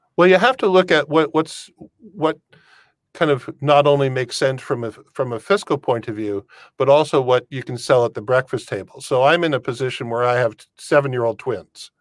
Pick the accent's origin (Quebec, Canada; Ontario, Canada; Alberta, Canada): Ontario, Canada; Windsor; now in Europe; born and raised in Windsor